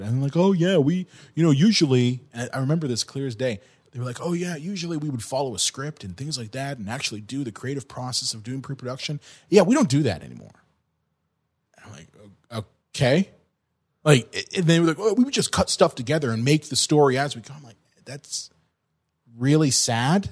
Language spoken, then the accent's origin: English; California, United States; moved away; I grew up in California.